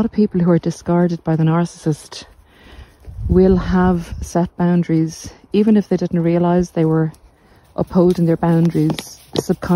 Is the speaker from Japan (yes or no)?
no; Ireland; you can see my hometown's coming into view.